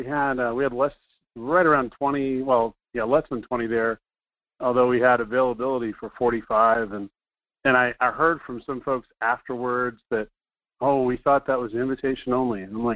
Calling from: Fairbanks, Alaska, United States; from Fairbanks.

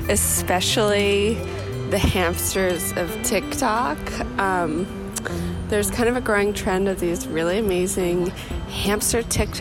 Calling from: New York City, New York, United States; I'm calling from New York City, more specifically Ridgewood.

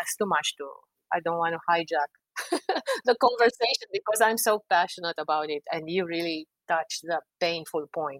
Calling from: Washington, District of Columbia, United States; I'm speaking from Washington, D.C., which I think I didn't cover in my introduction.

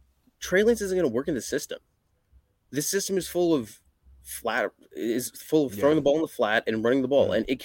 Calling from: North Carolina, United States; North Carolina.

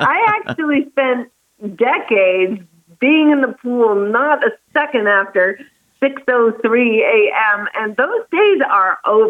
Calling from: Santa Barbara, California, United States; I am in Santa Barbara, California.

